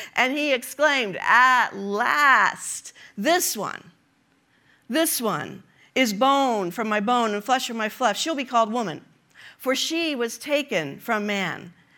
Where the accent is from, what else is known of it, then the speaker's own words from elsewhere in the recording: Kansas City, United States; We are from Kansas City